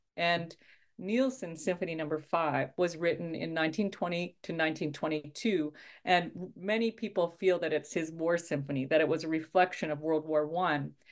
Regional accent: Saskatchewan, Canada; I grew up in Midwest Canada in a province called Saskatchewan. And I grew up in a small town

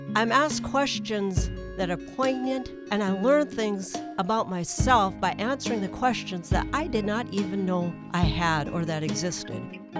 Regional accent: Valley City, North Dakota, United States; now in Fargo, United States; I'm from Fargo, North Dakota, originally Valley City, North Dakota.

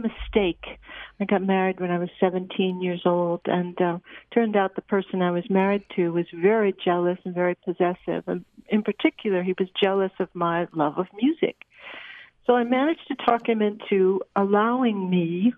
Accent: Southern California, United States; I'm from Southern California

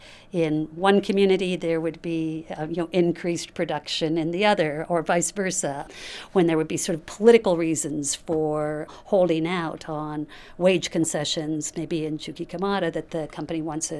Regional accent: Butte, Montana, United States; also born or lived in Missoula, Montana; I'm a faculty member in the School of Social Work at the University of Montana, Missoula. I was born in Missoula and grew up in Butte.

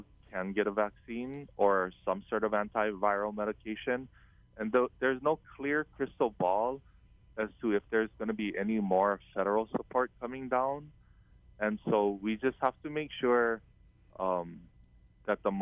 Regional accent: Kauai, Hawaii, United States; growing up on Kauai in an island like Kauai

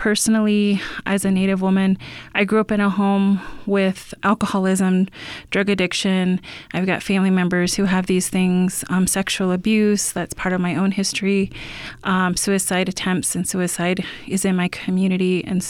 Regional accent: Shasta, California, United States; like I grew up in Shasta

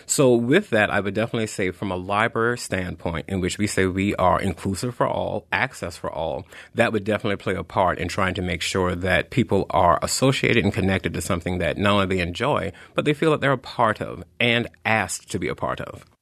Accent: the South, United States; moved away; I am a Southerner, uh, by birth

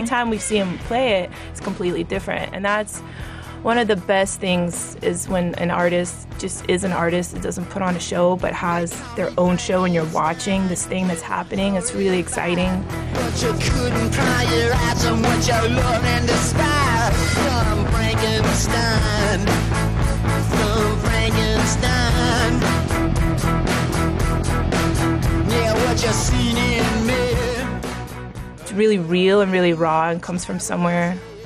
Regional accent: the South, United States; now in Atlanta, United States; we're from the South

